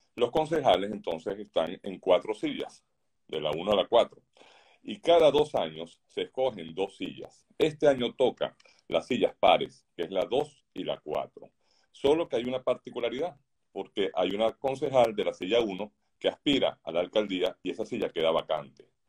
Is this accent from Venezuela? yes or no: yes; Venezuela; moved away as an adult; now in Doral, United States; mi país natal, en Venezuela, como aquí desde que llegamos a Estados Unidos